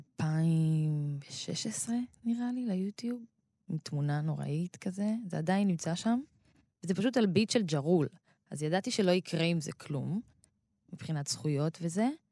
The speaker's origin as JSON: {"language": "Hebrew", "town": "Rehovot", "region": "Central District", "country": "Israel", "tie": "born or raised there", "said": "אני באה מקריית משה ברחובות, שזו שכונה של שרוב התושבים בה הם אה, מהקה, מהקהילה האתיופית"}